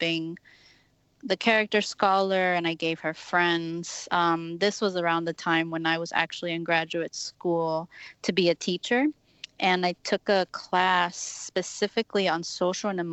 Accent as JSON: {"language": "English", "region": "Texas", "country": "United States", "tie": "born or raised there", "moved": "yes", "lives_now": "Chicago, United States", "said": "me growing up in Texas"}